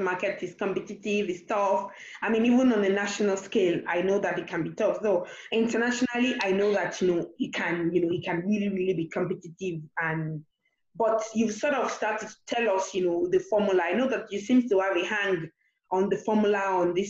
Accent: Nigeria; I'm a Nigerian

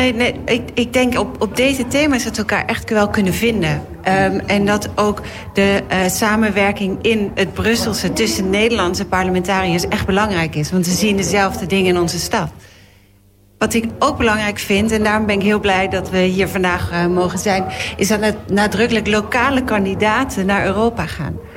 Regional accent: Netherlands; Wij zijn Nederlanders

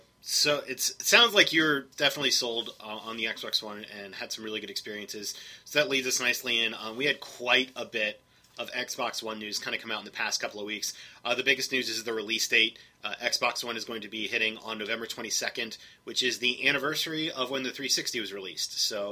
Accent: United States; I'm an American, but I'm not an ignorant American.

